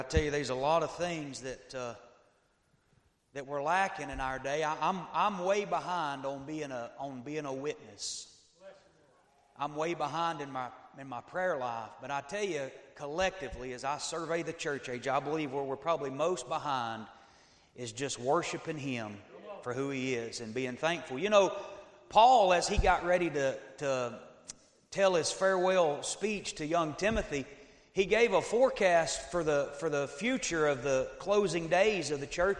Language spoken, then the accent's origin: English; Northeast Georgia, United States; now in Tennessee, United States; I live in Tennessee now, but I was raised in Northeast Georgia